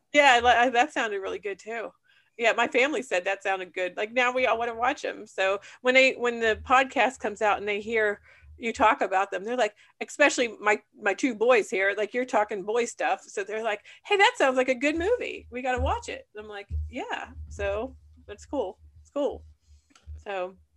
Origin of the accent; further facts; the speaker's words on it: Punxsutawney, Pennsylvania, United States; I was from Punxsutawney